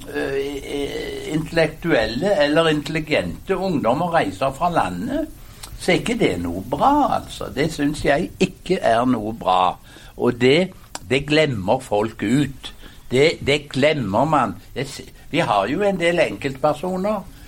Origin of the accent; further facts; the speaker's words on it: Hjelmeland, Rogaland, Norway; moved away; det vi kalte hjemme på Hjelmeland i Ryfylke for sunt bondevett